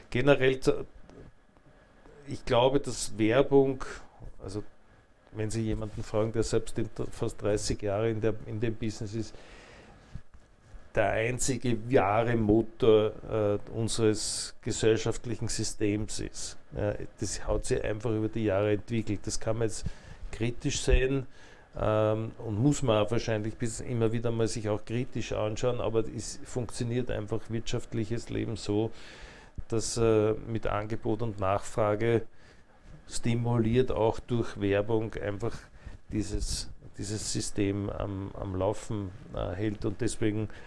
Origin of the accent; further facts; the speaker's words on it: Attersee, Upper Austria, Austria; der ich als Oberösterreicher